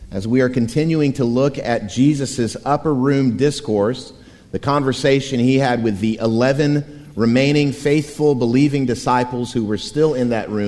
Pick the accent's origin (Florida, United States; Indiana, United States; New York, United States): Florida, United States; Wimauma; My hometown of Waimama, Florida, yes, that's a real place